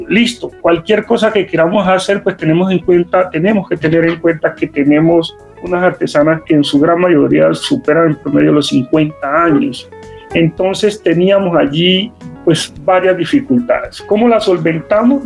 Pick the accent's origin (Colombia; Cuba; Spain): Colombia; Cali, Valle del Cauca; como caleños y como vallecaucanos